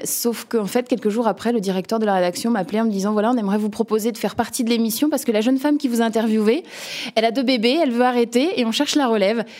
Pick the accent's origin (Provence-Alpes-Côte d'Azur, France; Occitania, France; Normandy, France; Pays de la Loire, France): Pays de la Loire, France; Nantes; je viens de Nantes, euh, cette belle ville de l'Ouest